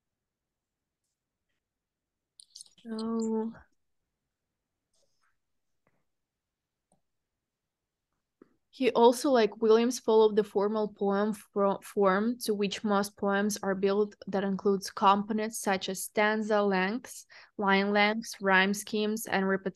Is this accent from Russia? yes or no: yes; Russia; moved away; I'm from Russia originally